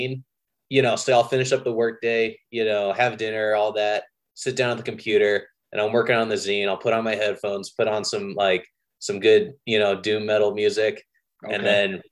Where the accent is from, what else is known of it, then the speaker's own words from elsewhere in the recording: San Jose, California, United States; also born or lived in Santa Cruz; now in Los Angeles, United States; I grew up in San Jose, went to college in Santa Cruz